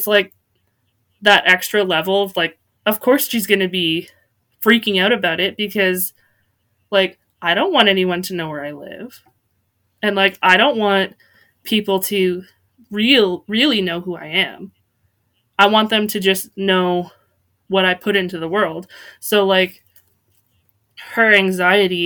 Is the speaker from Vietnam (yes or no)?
no; Canada; I'm from Canada